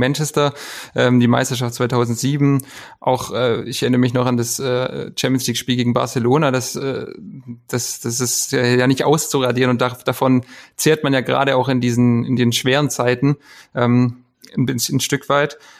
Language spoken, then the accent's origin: German; Esslingen, Baden-Württemberg, Germany; Ich bin äh, ja, gebürtiger Esslinger